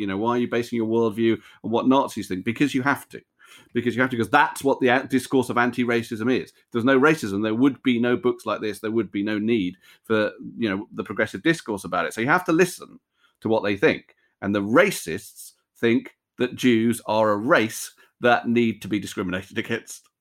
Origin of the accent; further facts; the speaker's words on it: United Kingdom; I think of myself totally as a British Jew, um, British American Jew